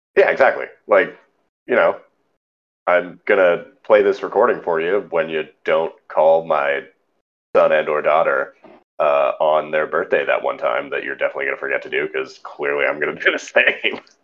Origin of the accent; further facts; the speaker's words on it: Northern California, United States; we grew up in Northern California